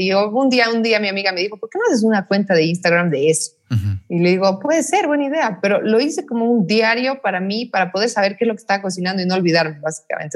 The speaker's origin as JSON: {"language": "Spanish", "region": "La Paz", "country": "Bolivia", "tie": "born or raised there", "said": "Yo he nacido en Bolivia, soy boliviana, soy paseña, eh, orgullosamente paseña, amo esta ciudad, amo este país."}